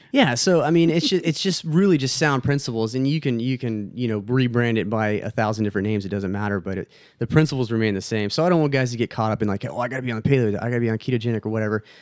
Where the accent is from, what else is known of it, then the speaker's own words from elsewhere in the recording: Texas, United States; moved away; Obviously, I'm from Texas. I, I miss it very, very much right now